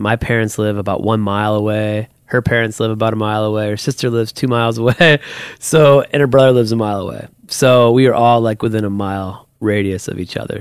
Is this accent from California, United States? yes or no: no; Toledo, Ohio, United States; also born or lived in Perrysburg, Ohio; I grew up in Toledo, so my wife and I were actually both born at the Toledo Hospital